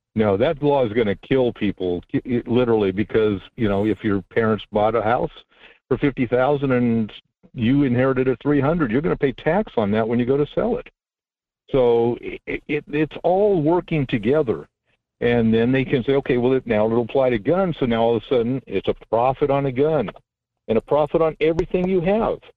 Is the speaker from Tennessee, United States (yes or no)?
no; California, United States; I'm from California